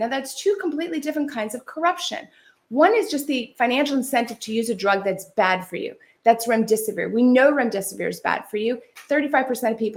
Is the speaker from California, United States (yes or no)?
yes; California, United States; I'm from California